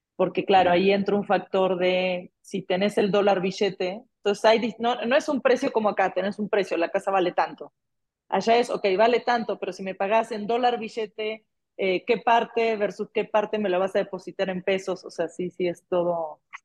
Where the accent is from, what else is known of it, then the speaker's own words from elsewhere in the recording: Argentina; Como Argentina ya sabemos vivir en inflación